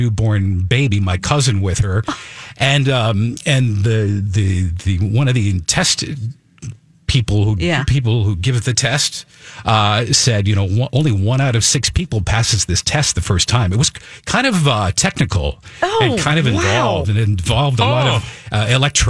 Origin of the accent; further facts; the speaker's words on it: Vermont, United States; also born or lived in Maine; I grew up in Vermont, Maine and Vermont. I was in high school in Vermont.